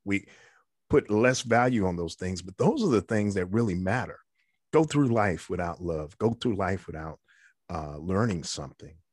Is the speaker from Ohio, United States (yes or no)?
no; New York City, New York, United States; I was uh, a kid growing up in the Bronx